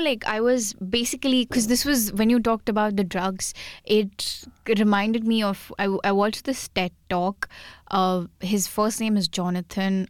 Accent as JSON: {"language": "English", "country": "India", "second_language": "English", "moved": "as an adult"}